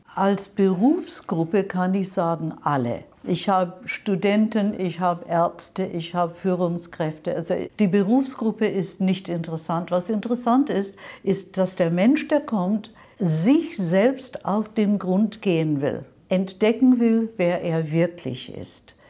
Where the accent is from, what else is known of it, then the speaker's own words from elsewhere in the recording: London, United Kingdom; German is a second language; moved away as an adult; now in Munich, Germany; Ursprünglich aus London, also England, ja. London, nicht Kanada. Bin mit 25 Jahren hierher gekommen nach München